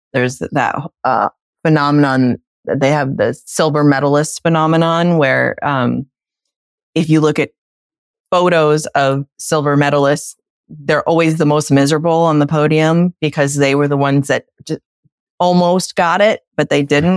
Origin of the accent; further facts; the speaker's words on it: United States; as little American babies